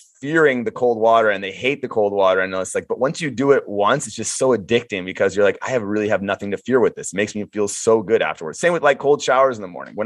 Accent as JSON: {"language": "English", "town": "Chicago", "region": "Illinois", "country": "United States", "tie": "born or raised there", "said": "growing up in Chicago"}